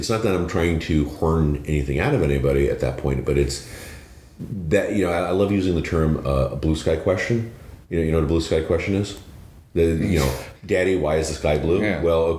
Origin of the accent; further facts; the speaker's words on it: New York City, New York, United States; now in Boston, United States; I grew up in Chinatown, New York. We're Hong Kong, New York.